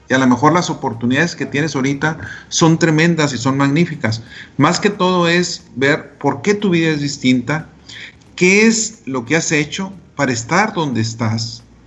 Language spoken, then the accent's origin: Spanish; Delicias, Chihuahua, Mexico; Yo soy de Elisa, Chihuahua